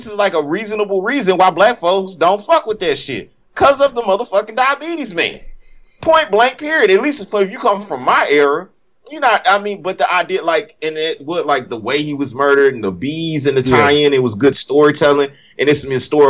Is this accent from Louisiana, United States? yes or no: yes; Cajun, Louisiana, United States; moved away; also born or lived in Baltimore, Maryland; I'm a South, you know, I'm a Cajun motherfucker at the end of the day, too, at the core.